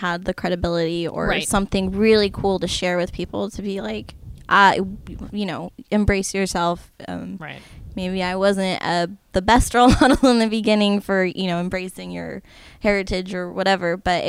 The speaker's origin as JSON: {"language": "English", "town": "Las Vegas", "region": "Nevada", "country": "United States", "tie": "born or raised there", "also_born_or_lived": "Henderson, Nevada", "moved": "yes", "lives_now": "Seattle, United States", "said": "I grew up in Las Vegas"}